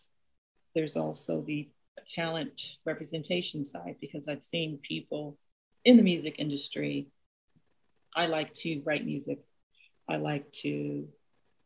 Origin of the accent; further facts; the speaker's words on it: Nigeria; moved away; the communal environment that I grew up in Nigeria